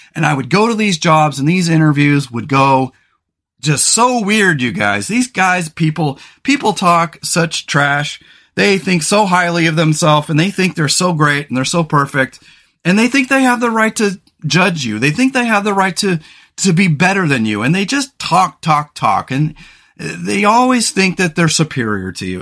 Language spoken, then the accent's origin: English; California, United States; also born or lived in Pasadena; now in Pacific Northwest, United States; I grew up in California.